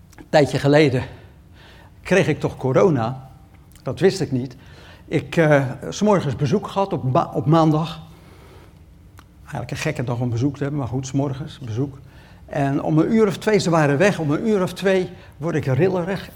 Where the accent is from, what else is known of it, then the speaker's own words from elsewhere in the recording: Rotterdam, South Holland, Netherlands; Ik kom uit Rotterdam